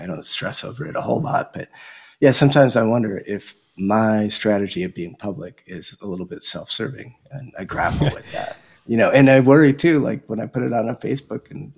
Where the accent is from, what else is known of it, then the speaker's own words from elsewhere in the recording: Madison, Wisconsin, United States; I grew up in the Midwest